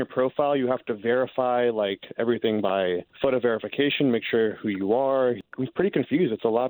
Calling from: St. Cloud, United States; Hey, man, call from St. Cloud.

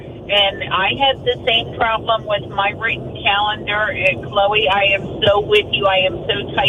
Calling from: Winter Springs, Florida, United States; from Winter Springs.

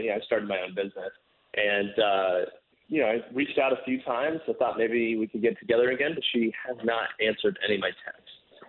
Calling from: Gotha, Florida, United States; Calling in from Gotha.

